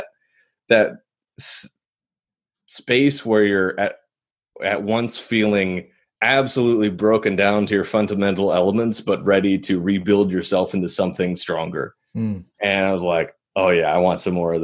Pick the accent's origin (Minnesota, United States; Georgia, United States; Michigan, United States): Minnesota, United States; Minneapolis; I grew up in Minneapolis, Minnesota, my hometown